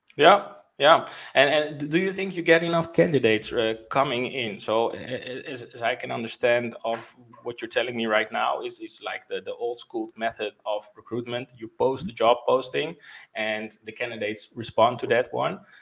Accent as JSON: {"language": "English", "country": "Netherlands", "said": "I'm from the Netherlands"}